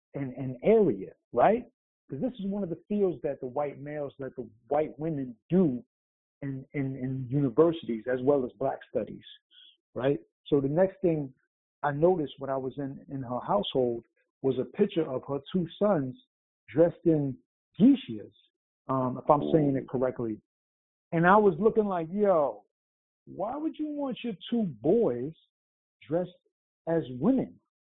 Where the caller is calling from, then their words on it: New York City, New York, United States; Greetings. It's …. I'm out in NYC.